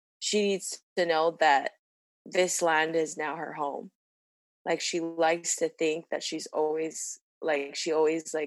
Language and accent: English; Hawaii, United States; now in Santa Clara, United States; when people ask me where I'm from, I'll always say Hawaii.